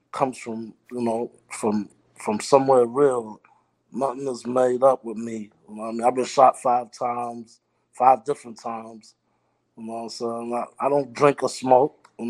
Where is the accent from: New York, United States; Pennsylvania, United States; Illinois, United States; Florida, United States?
New York, United States; New York City; moved away as an adult; also born or lived in Belize; now in Atlanta, United States; I've been in New York all my life. I live in Brooklyn all my life. I'm not from I'm not from America, period. But uh, my mom brought me to New York when I was one one years old, and um, I, I grew up in Brooklyn my whole life.